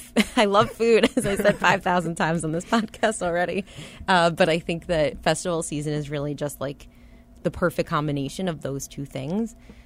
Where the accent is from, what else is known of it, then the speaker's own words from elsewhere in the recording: New York, United States; moved away as an adult; also born or lived in New Orleans; So I'm from New York